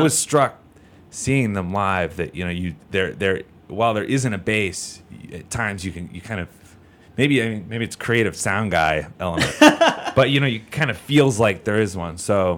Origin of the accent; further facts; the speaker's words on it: Philadelphia, Pennsylvania, United States; So I moved out here from Philly a few years ago.